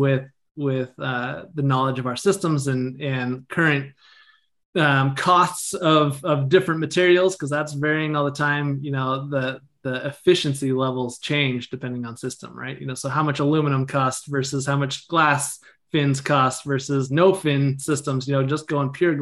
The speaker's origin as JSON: {"language": "English", "region": "Northern California", "country": "United States", "also_born_or_lived": "Grass Valley, California / Reno, Nevada", "said": "I'm from Northern California. So I live in the foothills between Sacramento and Tahoe in a little town called Grass Valley."}